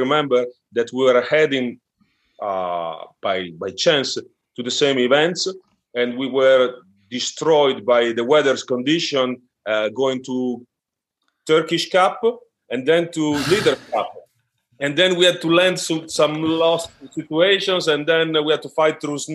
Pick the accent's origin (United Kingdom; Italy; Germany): Italy; Forlì, Emilia-Romagna; English is a second language; moved away as an adult; also born or lived in Rome; now in Strasbourg, France; basketball first found me in my hometown. That is a little town in Italy